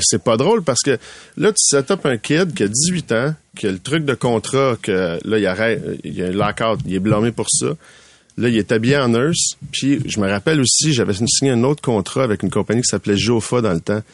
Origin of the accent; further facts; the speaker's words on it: Laval, Quebec, Canada; je viens de Laval